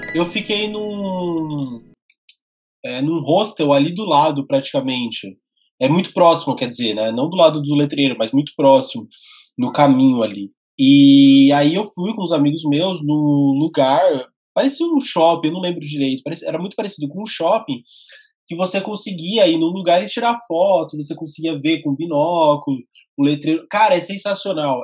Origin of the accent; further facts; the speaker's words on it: Brazil; eu sou brasileiro